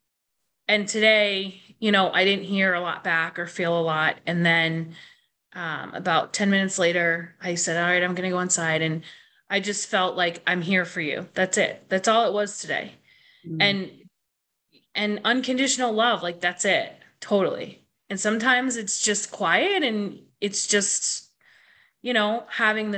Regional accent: Boston, Massachusetts, United States; also born or lived in Northampton; I'm from Boston.

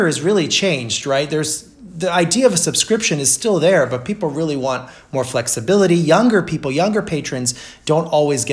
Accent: Brazil; moved away; I grew up in Brazil

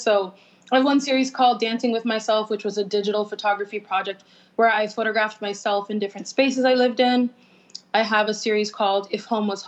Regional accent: Palm Beach, Florida, United States; now in Miami, United States; I was born and raised in Palm Beach

